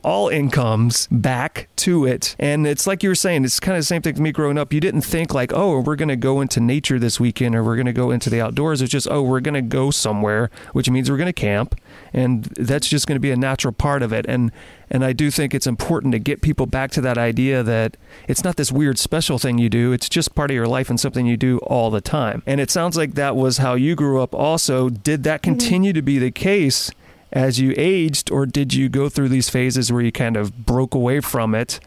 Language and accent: English; Louisiana, United States; I grew up in Louisiana, and I grew up in like a low income family